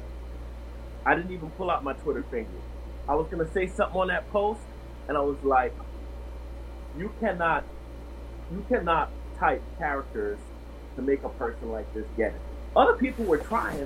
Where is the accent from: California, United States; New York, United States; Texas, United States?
New York, United States; New York City; moved away as an adult; also born or lived in Jacksonville, North Carolina / Greensboro, North Carolina; I'm originally from New York City